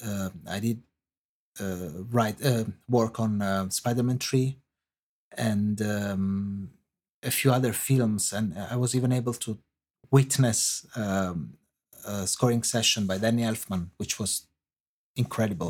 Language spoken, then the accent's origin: English; Italy; accent: Italian; English is a second language; moved away as an adult; now in London, United Kingdom; you can hear from my accent, um, I, I am Italian